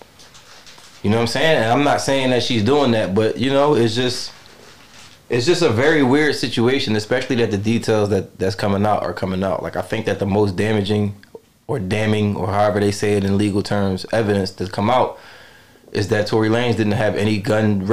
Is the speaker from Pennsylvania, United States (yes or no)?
yes; Philadelphia, Pennsylvania, United States; Growing up in Philadelphia